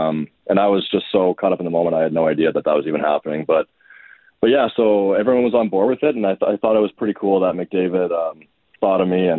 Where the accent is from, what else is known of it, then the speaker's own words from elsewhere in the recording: Edmonton, Alberta, Canada; I grew up born and raised here in Edmonton